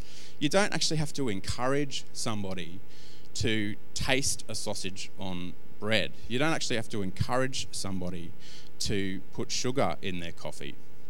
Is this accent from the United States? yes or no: no; Australia; Jono, I'm Australian. People have been shoving those things, you know, into my mouth at any given moment for the whole of my life. In fact, I think premature babies in this country get